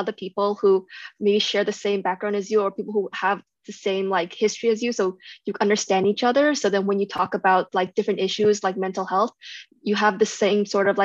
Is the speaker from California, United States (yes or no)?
yes; Bay Area, California, United States; moved away as an adult; now in Claremont, United States; I'm from the Bay Area, it's predominantly Asian